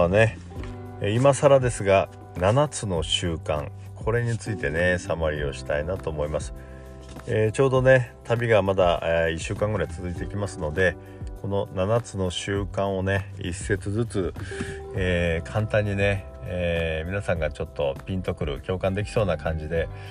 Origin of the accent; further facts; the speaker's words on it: Miyazaki, Japan; moved away; 私の故郷宮崎なんですけども